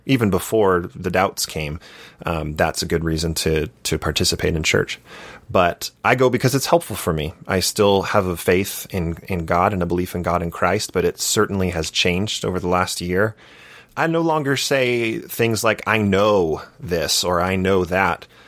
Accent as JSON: {"language": "English", "town": "Santa Barbara", "region": "California", "country": "United States", "tie": "born or raised there", "moved": "as an adult", "lives_now": "Utah, United States", "said": "I grew up in Santa Barbara, California"}